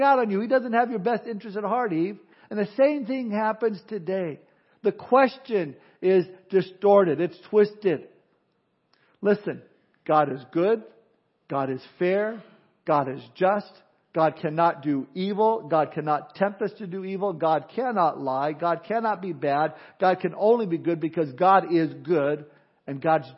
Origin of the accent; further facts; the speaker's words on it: California, United States; I'm from California